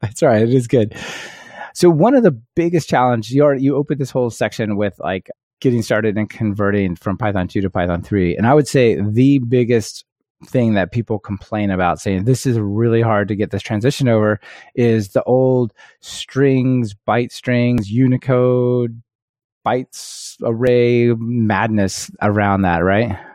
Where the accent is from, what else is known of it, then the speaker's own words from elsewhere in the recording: United States; growing up in the United States definitely, at least puts, I felt like put me at a disadvantage